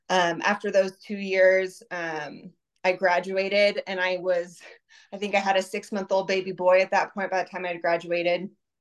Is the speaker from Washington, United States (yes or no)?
yes; Puyallup, Washington, United States; moved away as an adult; now in Utah, United States; So I was born in Utah, but I moved to Washington pretty soon after that, and I was raised in Washington State. I went to Rogers High School in Puyallup, Washington.